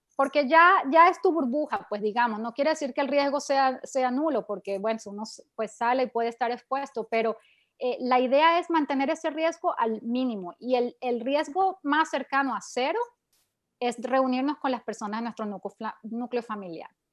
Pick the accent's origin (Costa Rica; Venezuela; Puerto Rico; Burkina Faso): Venezuela; yo soy de Venezuela